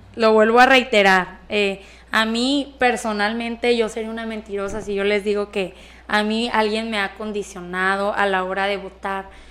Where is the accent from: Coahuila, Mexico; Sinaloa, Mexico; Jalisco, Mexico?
Sinaloa, Mexico; Escuinapa; yo nací aquí en Escuinapa, entonces yo veía mi municipio que carecía de todo